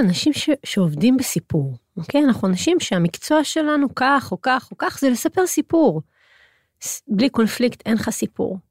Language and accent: Hebrew; Hod HaSharon, Central District, Israel; גדלתי בהוד השרון